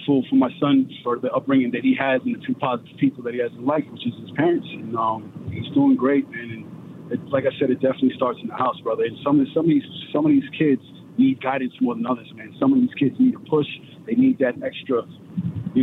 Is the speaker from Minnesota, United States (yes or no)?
no; New York City, New York, United States; now in Amsterdam, New York, United States; born and raised in Brooklyn, New York